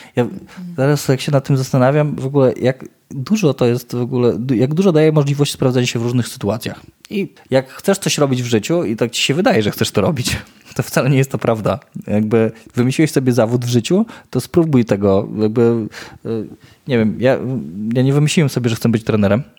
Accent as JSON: {"language": "Polish", "town": "Ełk", "region": "Warmian-Masurian Voivodeship", "country": "Poland", "said": "jestem z Ełku"}